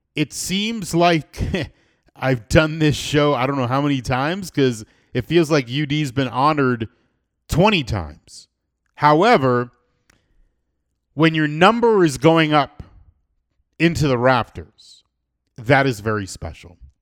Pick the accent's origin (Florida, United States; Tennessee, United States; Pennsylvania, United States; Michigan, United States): Florida, United States; South; now in Medellin, Colombia; I'm born and raised in South Florida